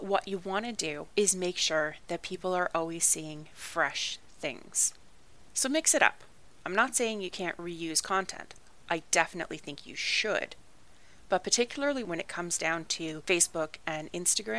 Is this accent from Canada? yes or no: yes; Canada; I'm Canadian